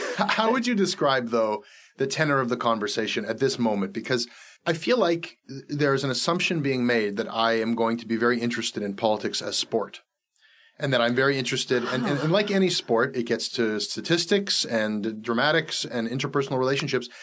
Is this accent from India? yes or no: no; Canada; as a Canadian citizen.